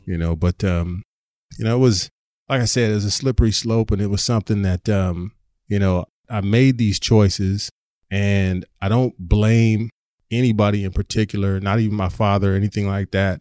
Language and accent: English; San Diego, California, United States; I grew up in Southern California, in Southeast San Diego